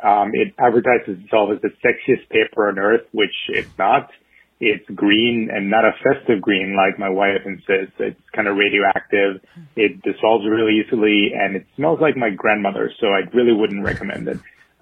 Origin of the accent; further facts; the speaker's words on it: Mexico; now in New York, United States; because I grew up in Mexico